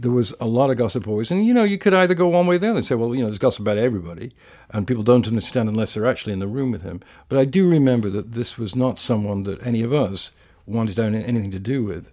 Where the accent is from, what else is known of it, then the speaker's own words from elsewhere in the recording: England, United Kingdom; I was brought up in England in a fairly sort of political, intellectual family